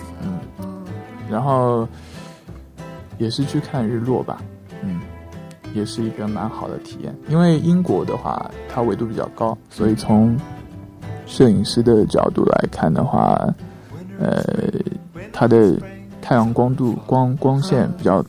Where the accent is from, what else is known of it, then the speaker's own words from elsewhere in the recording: China; now in Pakistan; 他看到我们是中国人，会多送我们饮料